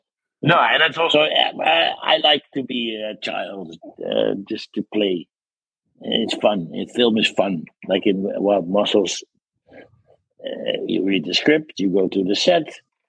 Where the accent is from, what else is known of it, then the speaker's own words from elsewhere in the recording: Netherlands; English is a second language; You wouldn't know the difference probably, but they make dark, nice, edgy stuff there.